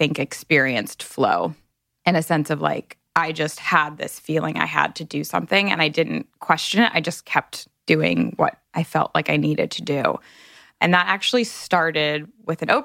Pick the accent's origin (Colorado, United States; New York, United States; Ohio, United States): Ohio, United States; Cincinnati; I grew up in Cincinnati, Ohio